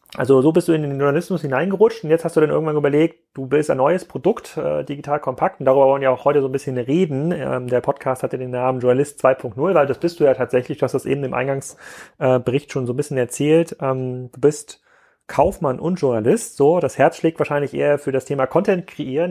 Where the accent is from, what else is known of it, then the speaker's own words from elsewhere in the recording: Kiel, Schleswig-Holstein, Germany; als Kieler Jungen